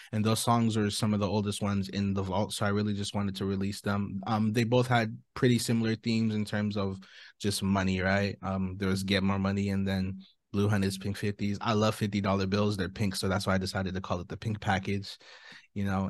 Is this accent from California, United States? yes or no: yes; Orange County, California, United States; I'm an artist from Orange County, California